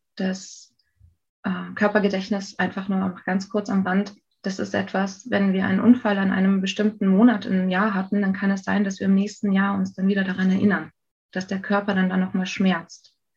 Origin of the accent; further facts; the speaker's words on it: North Rhine-Westphalia, Germany; also born or lived in Saxony; now in Berlin, Germany; meine Familie ist 92 nach NRW gezogen